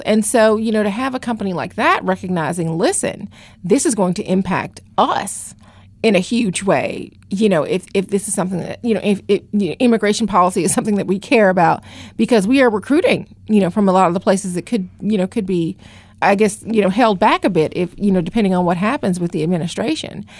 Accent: Atlanta, Georgia, United States; moved away as an adult; also born or lived in Los Angeles / Virginia / Washington; now in Philadelphia, United States; I actually got started in journalism in Atlanta, which is my hometown

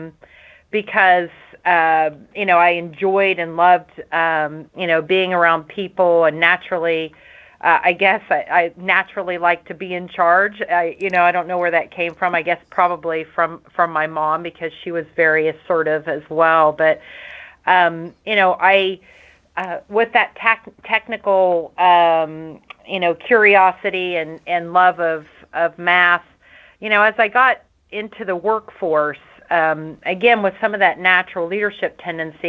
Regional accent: Nelsonville, Ohio, United States; early days growing up in Nelsonville, Ohio.

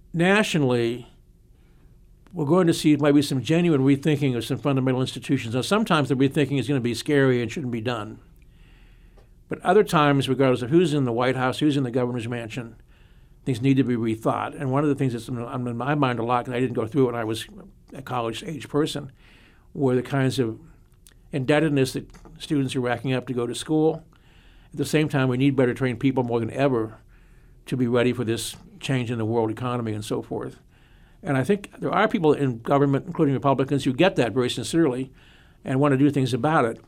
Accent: Mahoning County, Ohio, United States; moved away; I am from Mahoning County originally

